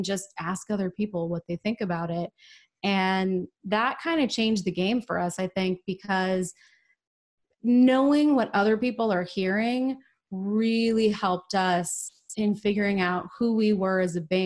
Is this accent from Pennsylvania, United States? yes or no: no; Portland, Oregon, United States; also born or lived in Southern California; now in Austin, United States; I was actually born in Southern California, but I really consider myself being from Portland, Oregon. That's really where a lot of my formative memories are from.